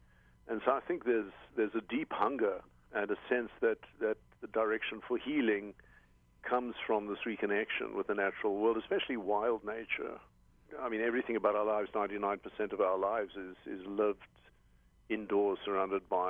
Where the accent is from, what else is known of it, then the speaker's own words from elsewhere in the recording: South Africa; now in Hawaii, United States; I'm originally South African